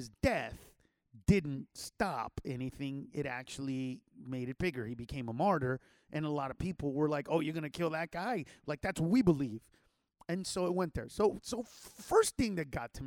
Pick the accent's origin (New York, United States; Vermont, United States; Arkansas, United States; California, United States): California, United States; Los Angeles; we grew up in East